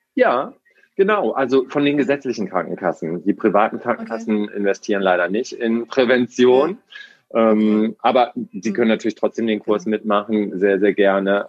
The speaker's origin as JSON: {"language": "German", "region": "Hamburg", "country": "Germany", "said": "ich komme ja aus Hamburg hier"}